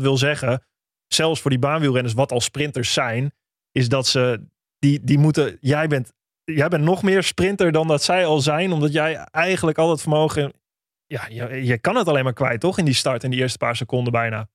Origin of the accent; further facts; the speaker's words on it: Holten, Overijssel, Netherlands; ik kom uit Holte, ook Overijssel.